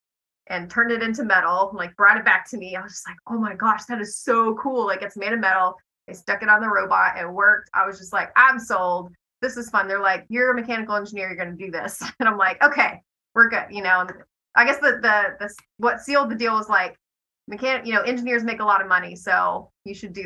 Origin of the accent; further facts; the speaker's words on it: Fayetteville, Tennessee, United States; I'm from Fayetteville, Tennessee.